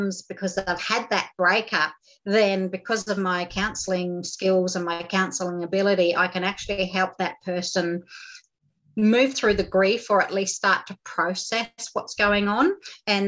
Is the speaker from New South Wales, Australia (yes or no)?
no; Groote Eylandt, Northern Territory, Australia; I grew up on Groote Eylandt, which is in the Gulf of Carpentaria here in the Northern Territory